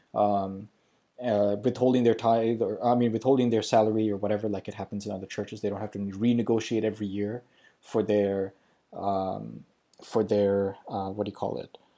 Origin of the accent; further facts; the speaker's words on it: Pakistan; moved away; also born or lived in Sri Lanka; I grew up in Pakistan. I was born in Sri Lanka. I grew up in Pakistan.